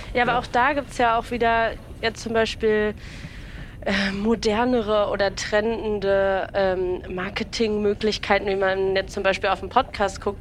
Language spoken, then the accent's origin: German; Berlin, Germany; ich bin ja in Berlin geboren, habe eine Familie, die aus dem Osten kommt